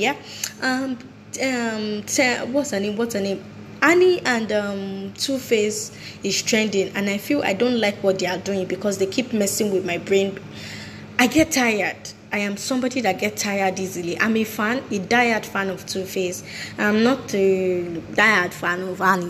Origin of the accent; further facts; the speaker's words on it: Nigeria; I'm proudly Nigerian, and I can hold my chest, beat it well, and say I'm a Nigerian.